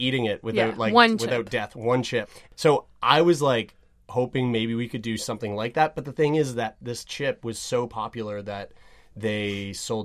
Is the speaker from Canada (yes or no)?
yes; Lower Sackville, Nova Scotia, Canada; also born or lived in St. John's; I grew up like 20 minutes outside of Halifax